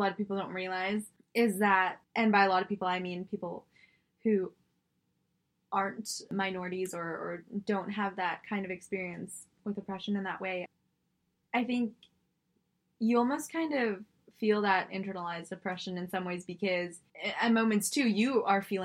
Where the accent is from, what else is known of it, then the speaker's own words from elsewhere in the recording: Singapore; moved away; I was born in Singapore. I'm Singaporean